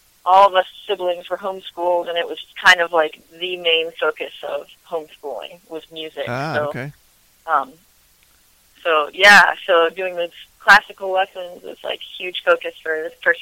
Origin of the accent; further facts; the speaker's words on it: Front Royal, Virginia, United States; also born or lived in Nashville, Tennessee; now in Winchester, United States; I grew up in Front Royal, and then briefly lived in Nashville.